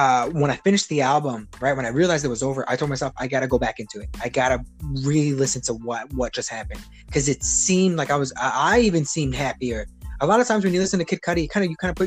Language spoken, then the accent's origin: English; Chicago, Illinois, United States; now in Oklahoma, United States; I'm from Chicago